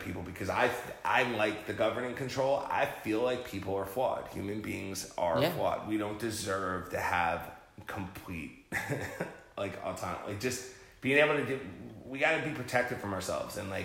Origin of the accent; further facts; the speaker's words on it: New Jersey, United States; I'm from Jersey